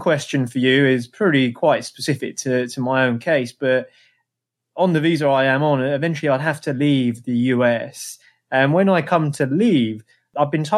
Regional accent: England, United Kingdom; now in New York, United States; I'm an English guy in New York

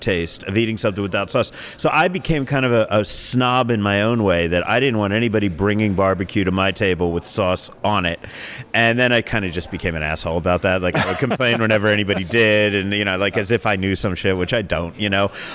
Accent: New Jersey, United States; also born or lived in Brooklyn; now in Las Vegas, United States; I grew up in South Jersey

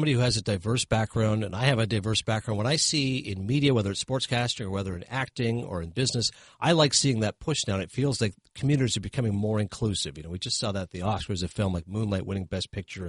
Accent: Toronto, Ontario, Canada; moved away; On a lighter side, I'm from Toronto originally.

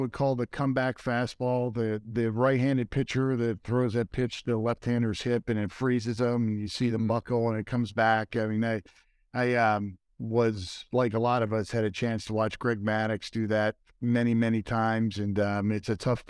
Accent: Cherry Hill, New Jersey, United States; also born or lived in Philadelphia; But, from early memories, I moved from Philadelphia to Cherry Hill, New Jersey. And I remember winning a championship, the Cherry Hill Championship.

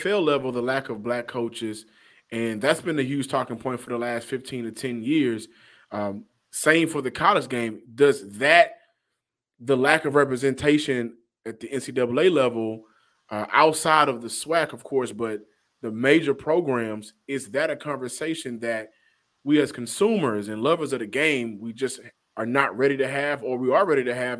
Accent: the South, United States; And I'm from the South.

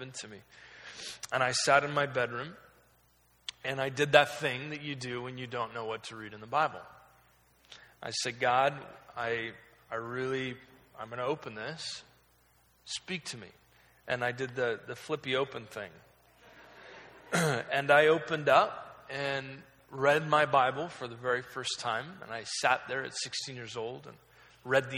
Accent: Oregon, United States; I was raised in Oregon. I was kind of lived there my entire life.

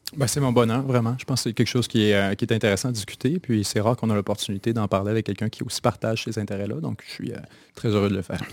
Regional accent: Kamouraska, Bas-Saint-Laurent, Quebec, Canada; also born or lived in Chicoutimi, Quebec / Ottawa, Ontario; j'ai grandi au Kamouraska largement, dans différents villes du Kamouraska

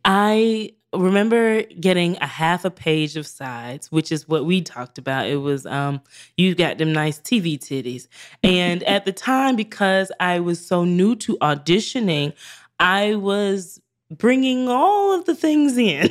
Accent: Greenville, South Carolina, United States; moved away as an adult; also born or lived in New York; I'm from Greenville, South Carolina

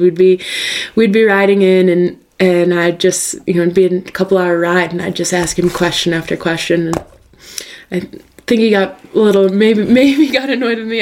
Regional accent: northern New York, United States; moved away; I grew up in northern New York.

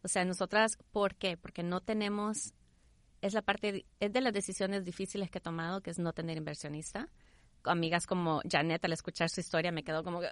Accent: El Salvador; moved away; also born or lived in Houston; nací en Houston, crecí en El Salvador

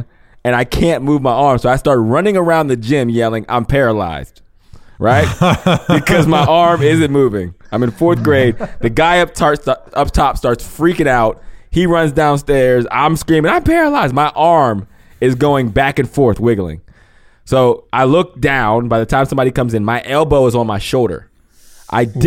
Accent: Pennsylvania, United States; moved away as an adult; also born or lived in Ohio; I was born and raised in Pennsylvania, I went to college, obviously, at 18, and I was in Ohio all the way till I was 33.

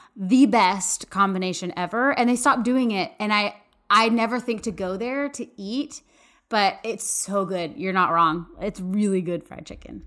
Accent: Austin, Texas, United States; moved away as an adult; also born or lived in Dallas; now in Waco, United States; I was born and raised in Texas, lived in Dallas for a while, but I'm from Austin, and I've lived in Waco four years

